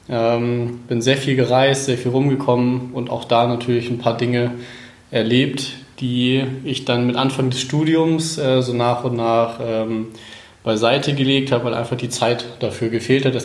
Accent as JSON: {"language": "German", "town": "Cuxhaven", "region": "Lower Saxony", "country": "Germany", "tie": "born or raised there", "also_born_or_lived": "Cologne", "lives_now": "Neuenrade, Germany", "said": "komme ähm, eigentlich oder ursprünglich aus Cuxhaven, das ist meine Heimat. Und dort habe ich die ersten 20 Jahre meines Lebens äh, gewohnt."}